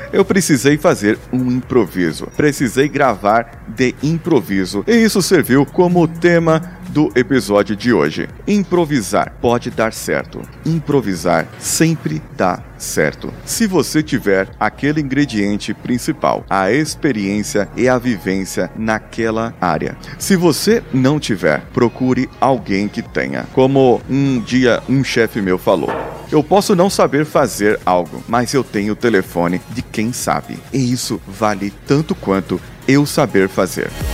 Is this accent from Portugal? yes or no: no; Brazil; nós, como brasileiros